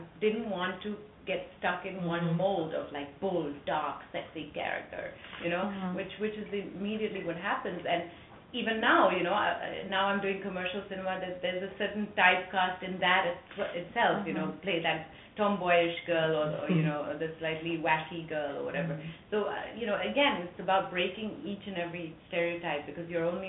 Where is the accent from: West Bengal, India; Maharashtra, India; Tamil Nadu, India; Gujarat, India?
Tamil Nadu, India; Periyamudaliya Chavadi; I am this white girl born and raised in Tamil Nadu in a small village called Periyamudaliya Chavadi. You know, speaking fluent Tamil.